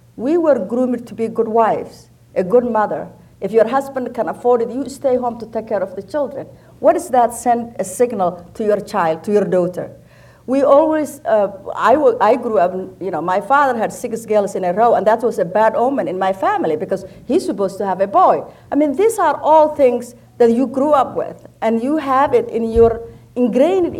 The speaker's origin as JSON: {"language": "English", "country": "Somalia", "tie": "born or raised there", "moved": "as an adult", "lives_now": "United States", "said": "I grew up in Somalia, and I came to America in my early 20s for a graduate school"}